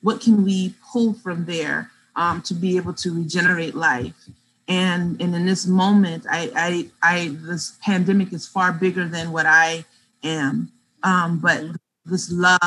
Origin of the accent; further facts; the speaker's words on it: the South, United States; moved away; I grew up in the South